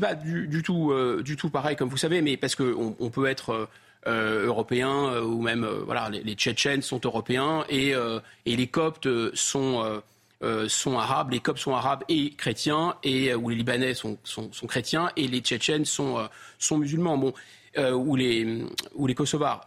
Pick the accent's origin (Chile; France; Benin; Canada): France; je suis français